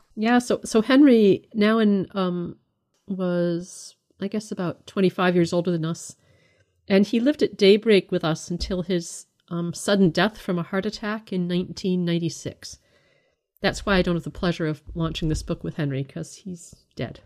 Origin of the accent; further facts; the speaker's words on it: Canada; I was brought up in the United Church of Canada